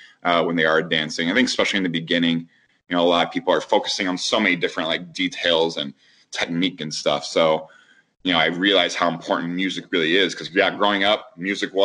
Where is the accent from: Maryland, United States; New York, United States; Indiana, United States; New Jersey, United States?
Indiana, United States; Indianapolis; I was born and raised in Indy.